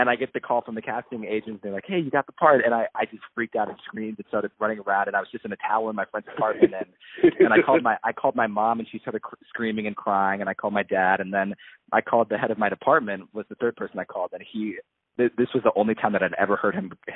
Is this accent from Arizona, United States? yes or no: yes; Arizona, United States; also born or lived in New York / Michigan; now in Los Angeles, United States; I'm from Arizona